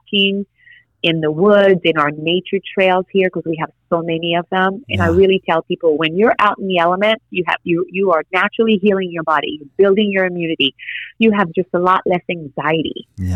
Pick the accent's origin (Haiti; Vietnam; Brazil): Haiti; moved away; I'm Haitian, you know, so I was born in Haiti and I'm like an island girl.